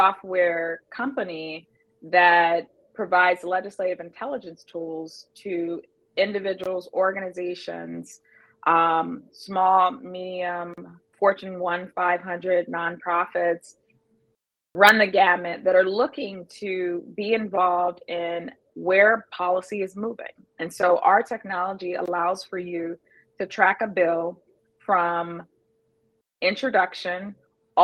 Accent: Youngstown, Ohio, United States; moved away as an adult; now in Minnesota, United States; I am a Rust Belt girl, born and raised in Youngstown, Ohio.

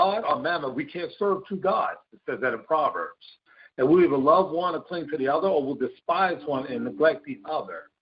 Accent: West Coast, United States; I was born on the East Coast, grew up on the West Coast

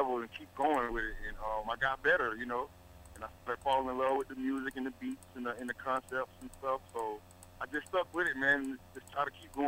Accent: Georgia, United States; I'm originally from Georgia

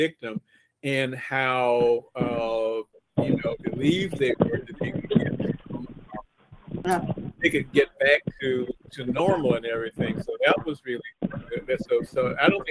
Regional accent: Jacksonville, Florida, United States; that's my hometown on the map

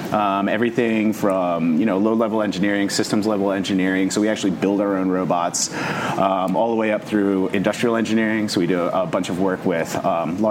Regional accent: Rhode Island, United States; also born or lived in Colorado / Chicago; now in Pittsburgh, United States; I grew up in Rhode Island.

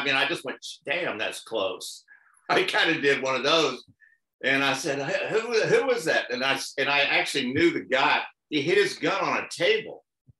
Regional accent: Dallas, Texas, United States; moved away as an adult; also born or lived in Austin, Texas; now in California, United States; Born and raised in Dallas, and then lived in Austin, and then came to California.

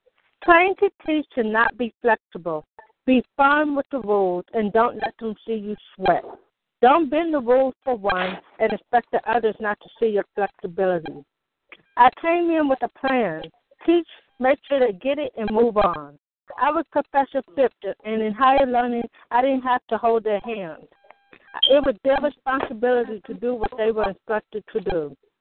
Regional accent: Oakland, California, United States; How you doing? I'm from Oakland, California.

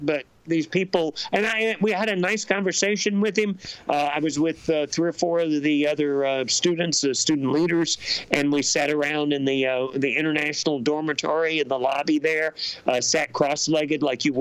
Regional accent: Alabama, United States; my home state, which is Alabama

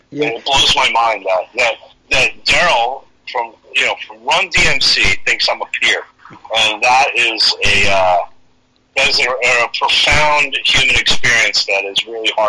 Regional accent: New York, United States; moved away; Well, I grew up in New York too, so I, you know, I bring that that East Coast thing, man, which is definitely a thing.

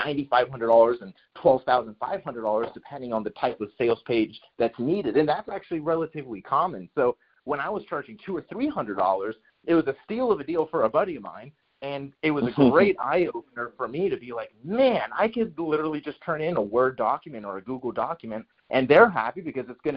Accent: Miami, Florida, United States; moved away as an adult; also born or lived in Jacksonville, Florida; I'm originally from Miami, Florida

